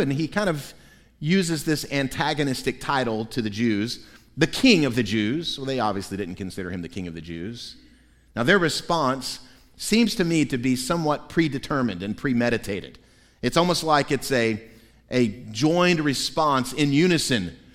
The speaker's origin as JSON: {"language": "English", "region": "Central Florida", "country": "United States", "tie": "born or raised there", "said": "When I was three or four years old, growing up in Central Florida"}